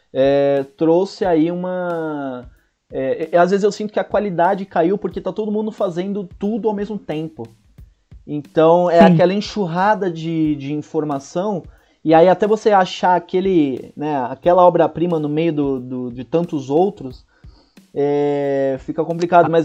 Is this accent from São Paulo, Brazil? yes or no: yes; Santos, São Paulo, Brazil; Santos, isso.